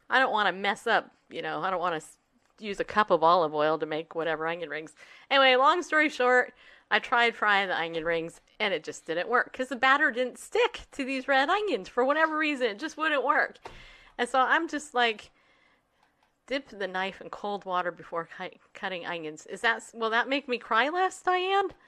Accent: Northeast, United States; the fact that I say onion the way that I say onion shows you I'm from Northeast, right?

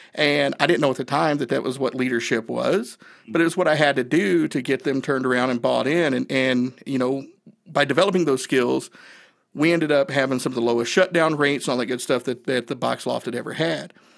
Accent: Northeast Tennessee, United States; I grew up in Northeast Tennessee

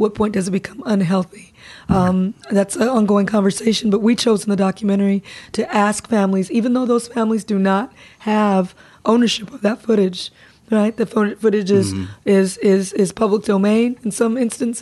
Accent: Compton, California, United States; growing up in Compton. I grew up around a very heavy police presence

